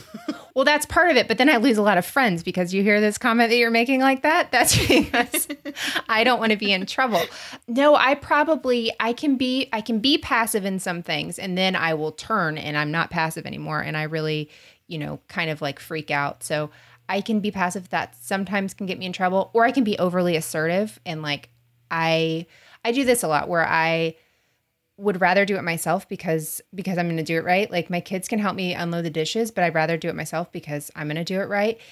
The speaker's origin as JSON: {"language": "English", "region": "Florida", "country": "United States", "said": "We're from Florida"}